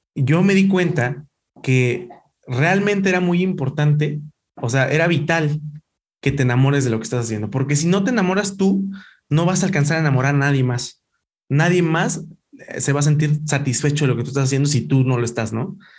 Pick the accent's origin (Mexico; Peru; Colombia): Mexico; Ecatepec, State of Mexico; yo soy de Catepec